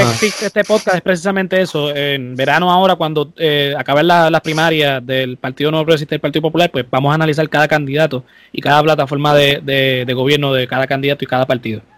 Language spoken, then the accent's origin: Spanish; Puerto Rico; En Puerto Rico, como somos colonia estadounidense